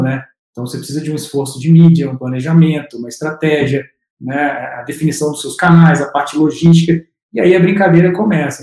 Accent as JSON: {"language": "Portuguese", "town": "Juiz de Fora", "region": "Minas Gerais", "country": "Brazil", "moved": "as an adult", "lives_now": "São Paulo, Brazil", "said": "Sou de Minas"}